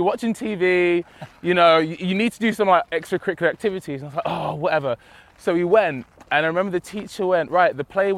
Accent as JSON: {"language": "English", "town": "Romford", "region": "London", "country": "United Kingdom", "tie": "born or raised there", "also_born_or_lived": "New Cross, London", "moved": "as an adult", "lives_now": "Manchester, United Kingdom", "said": "So I lived in New Cross, which is like South London, I believe. And then we moved to Romford when I was about three."}